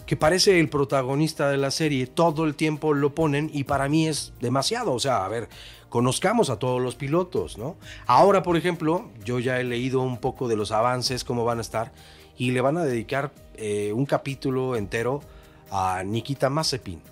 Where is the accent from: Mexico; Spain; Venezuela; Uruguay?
Mexico; yo mexicano